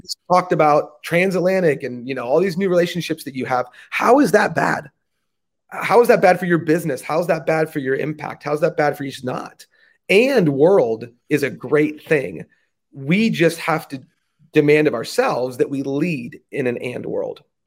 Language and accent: English; United States; growing up in the States